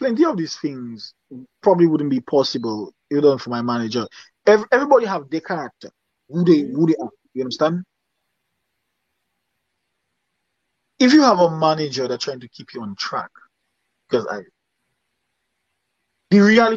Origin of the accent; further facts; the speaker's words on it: Dominica; accent: Dominican; I sing the way I sing in my Dominican accent